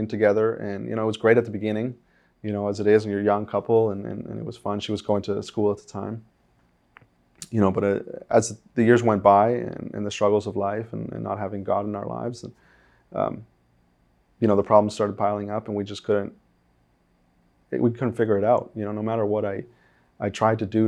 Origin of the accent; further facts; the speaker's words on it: Uruguay; moved away; I'm from Uruguay.